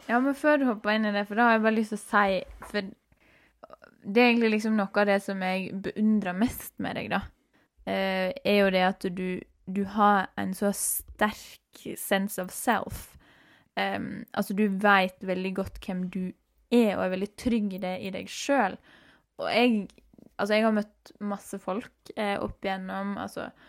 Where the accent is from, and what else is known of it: Norway